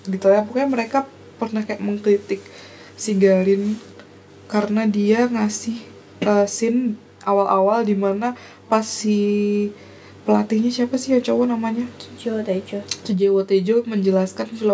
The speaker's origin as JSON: {"language": "Indonesian", "region": "Java", "country": "Indonesia", "said": "kita orang Jawa yang aneh banget"}